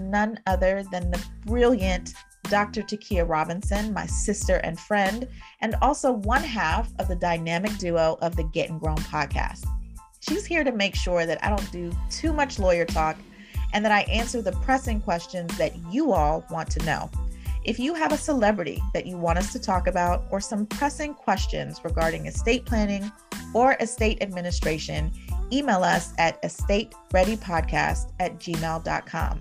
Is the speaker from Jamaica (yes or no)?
yes; Jamaica; my personal background is that I am a Jamaican